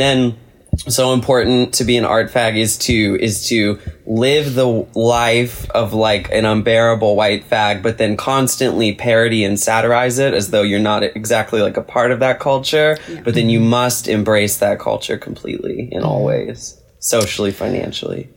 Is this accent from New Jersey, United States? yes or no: no; Mechanicsville, Virginia, United States; moved away; my hometown of Mechanicsville, Virginia